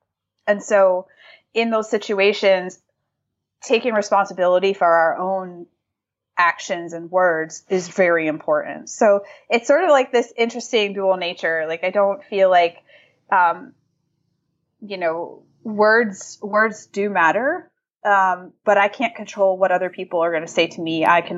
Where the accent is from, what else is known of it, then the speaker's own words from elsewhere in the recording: New England, United States; Like I grew up in New England. sarcasm and, you know, like that sort of thing is just part of the culture.